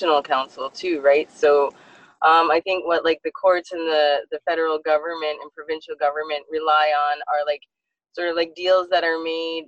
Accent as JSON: {"language": "English", "area": "Six Nations", "region": "Ontario", "country": "Canada", "said": "I'm an Onondaga deer. I'm from Six Nations as well."}